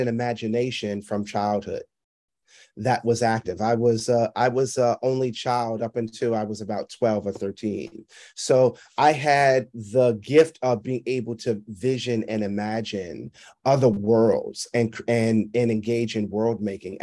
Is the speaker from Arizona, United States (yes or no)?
no; New York City, New York, United States; I was performing at different clubs around New York City